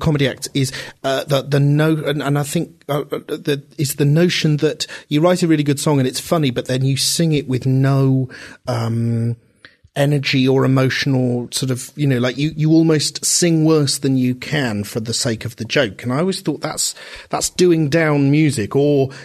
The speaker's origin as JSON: {"language": "English", "town": "Reading", "region": "South East England", "country": "United Kingdom", "tie": "born or raised there", "said": "when I was a kid growing up in Reading"}